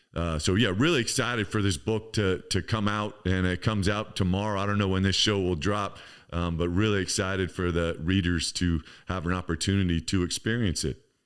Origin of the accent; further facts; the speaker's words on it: Campbell, California, United States; I grew up in Campbell, um, which is right inside San Jose